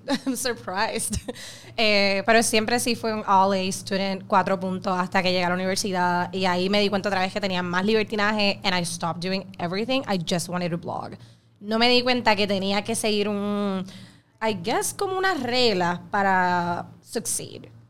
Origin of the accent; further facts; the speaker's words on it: Caguas, Puerto Rico; yo soy de Caguas